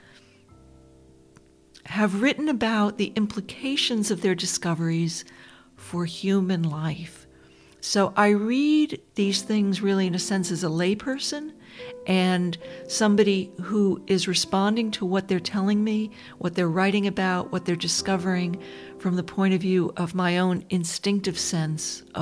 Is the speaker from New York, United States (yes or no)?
yes; Dobbs Ferry, New York, United States; I was growing up outside of New York City in this beautiful suburb named Dobbs Ferry